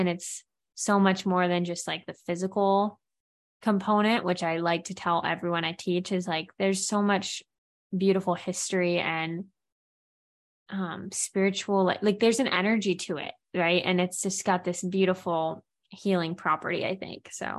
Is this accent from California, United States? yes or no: yes; Santa Barbara, California, United States; born there; this church is an amazing place that I was born in Santa Barbara in California.